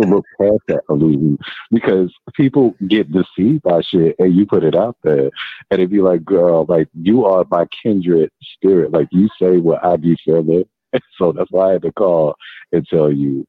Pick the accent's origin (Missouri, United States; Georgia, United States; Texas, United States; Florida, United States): Georgia, United States; Atlanta; also born or lived in Bronx, New York; now in New York, United States; I'm actually in New York. I'm in the Bronx, but I'm originally from Atlanta